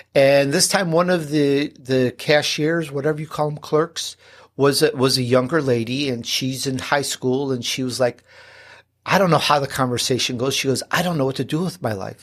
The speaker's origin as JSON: {"language": "English", "town": "Chicago", "region": "Illinois", "country": "United States", "tie": "born or raised there", "also_born_or_lived": "Sicily, Italy", "accent": "Chicago", "said": "I'm born in Sicily, believe it or not. Um, though, uh, I, I grew up in Chicago, so sometimes that little Chicago accent comes out."}